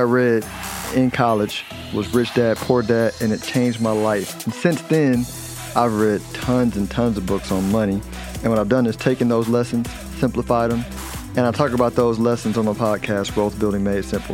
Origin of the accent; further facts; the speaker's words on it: Mansfield, Texas, United States; I was born and raised here in Mansfield, Texas